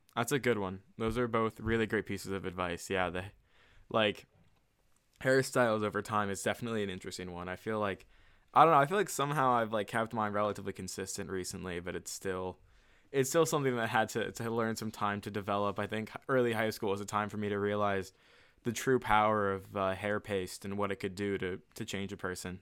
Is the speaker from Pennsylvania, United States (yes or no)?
no; Virginia, United States; the Virginia area where we kinda grew up